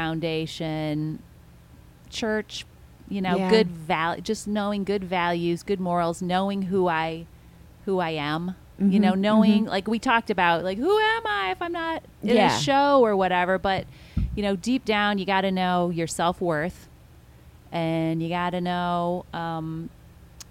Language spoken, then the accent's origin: English; Michigan, United States; moved away as an adult; also born or lived in New York City; I grew up in Michigan and in the suburbs in 1980. Well, in 1987, I left Michigan to go to New York City